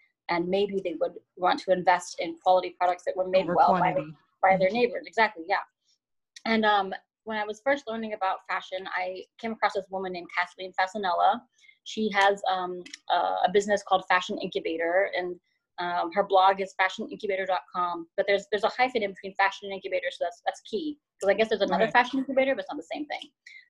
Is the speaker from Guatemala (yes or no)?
yes; Guatemala; Yeah, I mean, for me personally, my family is from Central America. I'm from Guatemala.